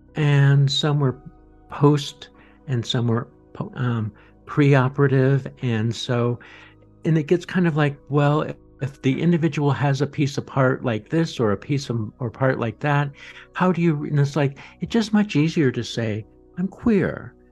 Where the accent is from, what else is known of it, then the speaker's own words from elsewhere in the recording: Boulder, Colorado, United States; I grew up in Boulder, Colorado.